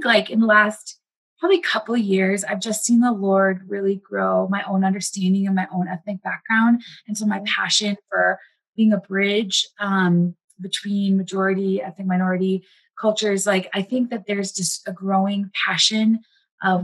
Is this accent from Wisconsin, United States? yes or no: yes; Wisconsin, United States; also born or lived in India; now in Minneapolis, United States; I grew up in Wisconsin, have lived in the Midwest for a majority of my life